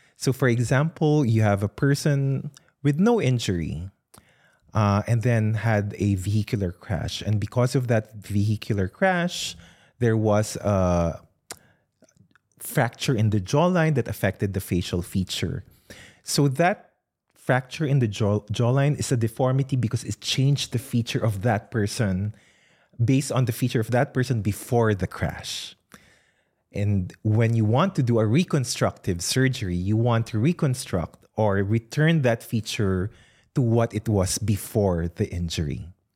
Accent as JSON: {"language": "English", "country": "Philippines", "tie": "born or raised there", "moved": "yes", "lives_now": "Australia", "said": "I did not grow up in Australia, I grew up in the Philippines"}